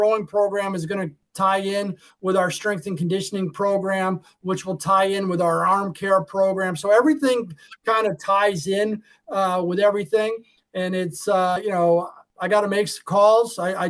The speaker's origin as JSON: {"language": "English", "region": "Arizona", "country": "United States", "tie": "born or raised there", "said": "You know, when I grew up out in Arizona, you know, there wasn't many and it was hot and you went outside."}